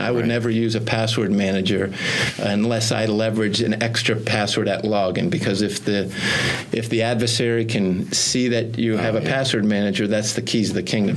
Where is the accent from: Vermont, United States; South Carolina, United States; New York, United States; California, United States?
Vermont, United States; Burlington; I grew up in Burlington, Vermont